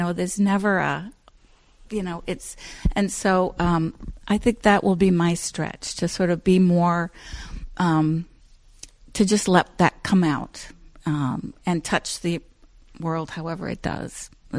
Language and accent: English; Ohio, United States; first of all, I came from Southern Ohio, which is a lot more overtly, people just touch you and talk to you.